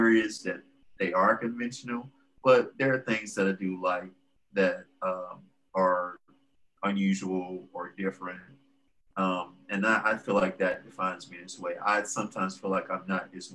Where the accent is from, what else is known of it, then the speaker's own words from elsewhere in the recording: Port Arthur, Texas, United States; moved away as an adult; now in Houston, United States; I grew up in Port Arthur